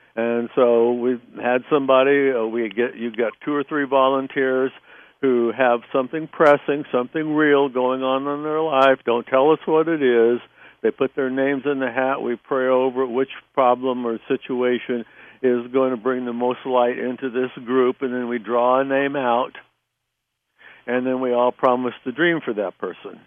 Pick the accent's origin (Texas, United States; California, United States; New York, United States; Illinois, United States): California, United States; Southern; moved away as an adult; also born or lived in New Jersey; I was from Southern California